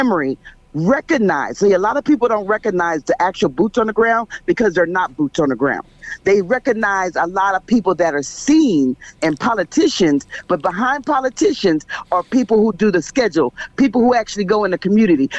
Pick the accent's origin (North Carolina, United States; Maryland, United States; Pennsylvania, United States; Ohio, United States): Pennsylvania, United States; Philadelphia; I'm from Philadelphia